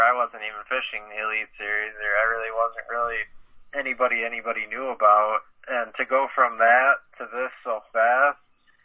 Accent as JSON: {"language": "English", "town": "Stevens Point", "region": "Wisconsin", "country": "United States", "tie": "born or raised there", "said": "I grew up in Stevens Point fishing the Wisconsin River my whole life"}